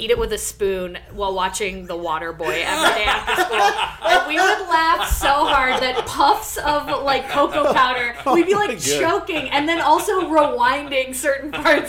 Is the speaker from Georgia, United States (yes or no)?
no; East Lansing, Michigan, United States; So I moved to East Lansing, Michigan just before 7th grade. And I had moved probably 5 or 6 schools before then.